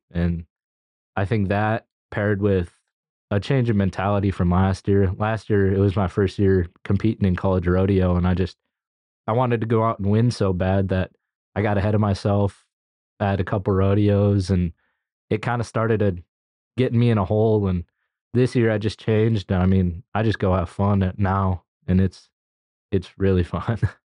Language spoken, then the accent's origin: English; Dickinson, North Dakota, United States; moved away as an adult; I'm from Dickinson